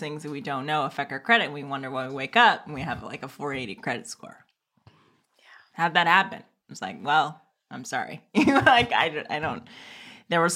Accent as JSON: {"language": "English", "town": "Oakland", "region": "California", "country": "United States", "tie": "born or raised there", "said": "I grew up in Oakland. I was raised in Oakland at a time when like Oakland was crazy."}